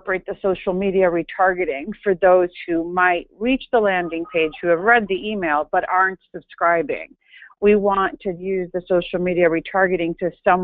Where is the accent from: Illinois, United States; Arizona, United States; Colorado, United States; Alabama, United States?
Illinois, United States; Chicago; I am a Greek American born and raised in Chicago